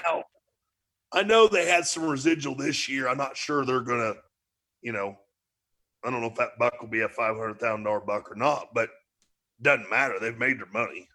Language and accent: English; DeGraff, Ohio, United States; we're from DeGraff, Ohio